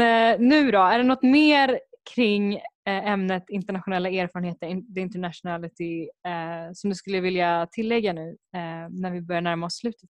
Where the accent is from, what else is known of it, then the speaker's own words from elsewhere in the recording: Sweden; first language Spanish; jag har vuxit upp i Sverige så kanske jag kanske, kanske är lite mer kulturellt svensk